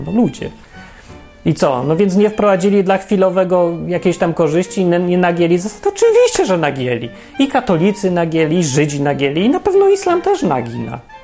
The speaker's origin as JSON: {"language": "Polish", "country": "Poland", "tie": "born or raised there", "said": "ja się urodziłem w Polsce, akurat nie wybierałem"}